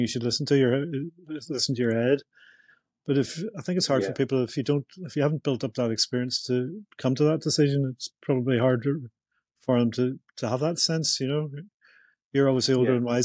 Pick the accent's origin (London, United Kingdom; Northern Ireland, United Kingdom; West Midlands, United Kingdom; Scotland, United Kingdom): Northern Ireland, United Kingdom; Belfast; growing up in Northern Ireland, Belfast in the 70s